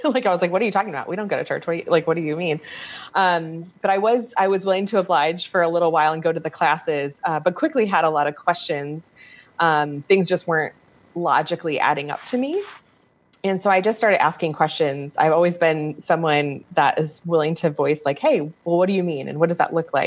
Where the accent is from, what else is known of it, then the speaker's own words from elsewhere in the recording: North Aurora, Illinois, United States; I'm from technically North Aurora, which is its own town. Born and raised here.